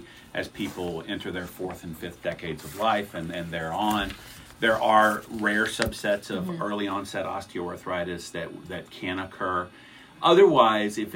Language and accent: English; Texas, United States; moved away as an adult; now in Missouri, United States; I am a Texan, born and bred.